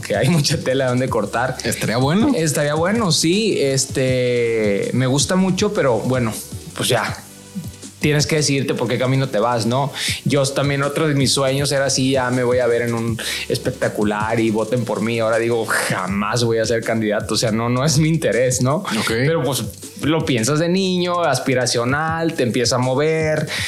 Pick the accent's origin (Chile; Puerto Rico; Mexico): Mexico; los que somos mexicanos